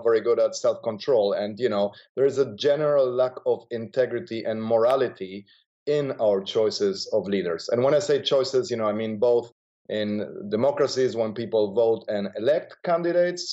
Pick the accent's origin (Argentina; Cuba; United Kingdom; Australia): Argentina; moved away; I grew up in Argentina